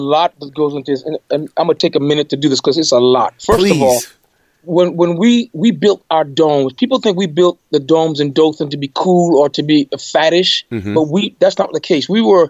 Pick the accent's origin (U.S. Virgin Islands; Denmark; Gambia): U.S. Virgin Islands; now in United States; I grew up in the Caribbean, in St. Mm-hmm. Thomas in particular